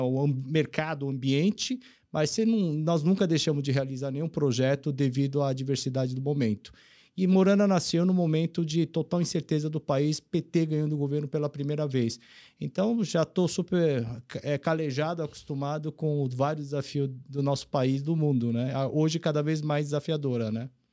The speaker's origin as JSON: {"language": "Portuguese", "country": "Brazil", "tie": "born or raised there", "also_born_or_lived": "South Korea / Alphaville, Brazil", "said": "Eu cheguei aqui no Brasil em 72, então vim com meus 8 anos, hoje eu tenho 58. Então, nasci na Coreia"}